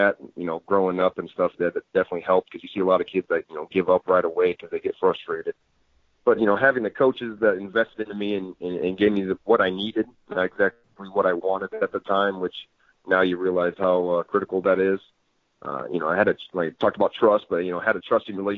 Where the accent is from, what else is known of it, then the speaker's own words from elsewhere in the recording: Rock Island, Illinois, United States; also born or lived in Davenport, Iowa; I grew up in Rock Island, Illinois, right there in the Quad Cities